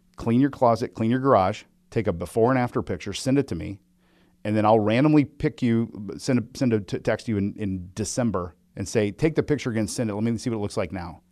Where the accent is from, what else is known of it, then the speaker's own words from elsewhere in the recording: Midwest, United States; I'm from the Midwest